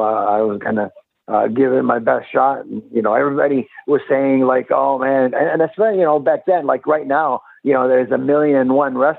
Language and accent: English; Winnipeg, Manitoba, Canada; moved away; also born or lived in Europe / Tampa, Florida; I grew up in Winnipeg, Canada